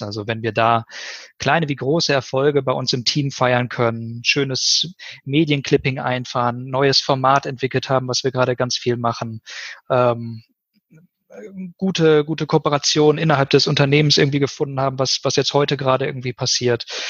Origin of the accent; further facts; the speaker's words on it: Ennepe-Ruhr region, North Rhine-Westphalia, Germany; moved away as an adult; also born or lived in Siegen; Habe so meine Heimat ganz gut kennengelernt